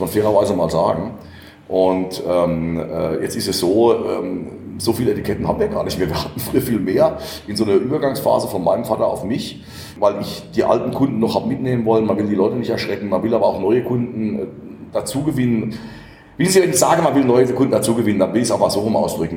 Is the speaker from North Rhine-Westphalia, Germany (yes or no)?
no; Rhineland-Palatinate, Germany; ich bin Pfälzer